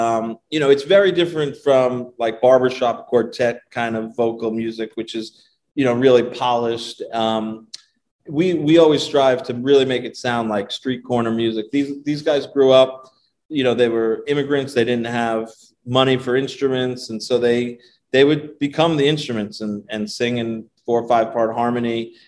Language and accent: English; Ronkonkoma, New York, United States; I grew up in Ronkonkoma, so near Stony Brook.